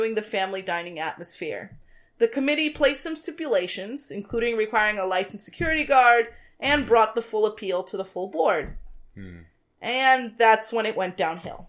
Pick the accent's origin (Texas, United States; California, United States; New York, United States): New York, United States; New York City; We are both native Bronxites